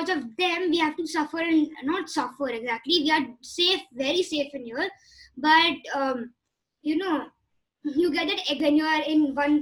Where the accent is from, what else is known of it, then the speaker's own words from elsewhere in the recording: Jammu and Kashmir, India; I am personally from Kashmir. I'm from Kashmir. I don't know how to speak the language, sadly.